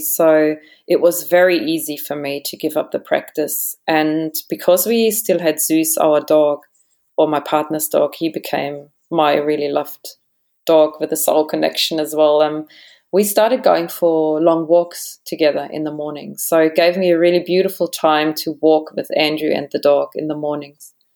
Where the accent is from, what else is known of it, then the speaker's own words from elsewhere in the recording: Germany; moved away as an adult; also born or lived in Sydney, Australia / Adelaide, Australia / Perth, Australia / Bali, Indonesia; now in Australia; German origin. So I was born in Germany. I grew up in Germany as well. And it wasn't until I was about 20, 21 that I came to Australia